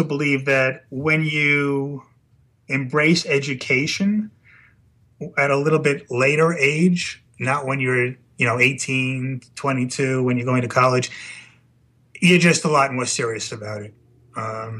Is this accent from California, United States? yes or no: no; New York City, New York, United States; I grew up in Brooklyn, New York